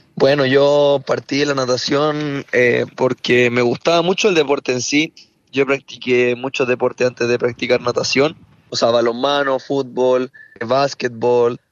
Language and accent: Spanish; Chile; aquí en mi país